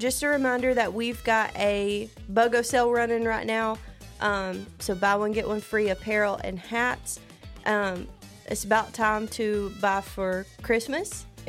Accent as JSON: {"language": "English", "region": "the South", "country": "United States", "also_born_or_lived": "Tennessee", "accent": "Southern"}